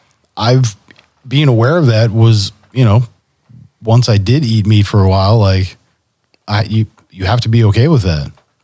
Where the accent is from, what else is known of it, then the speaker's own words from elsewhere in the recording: California, United States; I'm from Cali, right? I'm a Del Taco kid.